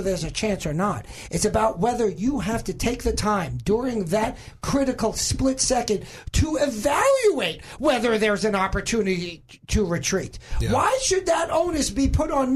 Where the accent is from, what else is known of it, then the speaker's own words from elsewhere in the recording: suburbs of New York, United States; now in Arkansas, United States; I grew up in the suburbs of New York.